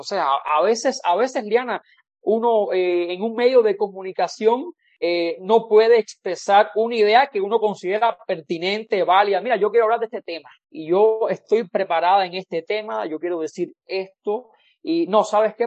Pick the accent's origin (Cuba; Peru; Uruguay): Cuba; moved away as an adult; now in Mexico; mi experiencia como cubano